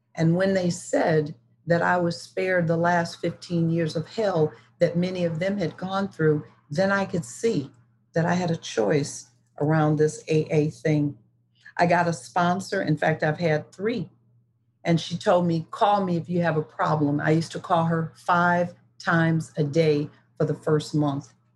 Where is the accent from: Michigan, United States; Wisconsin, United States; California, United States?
Michigan, United States; Detroit; I was born in Detroit, Michigan, which was a political city of the 50s and the 60s and the 70s. I was lucky to be raised in such a place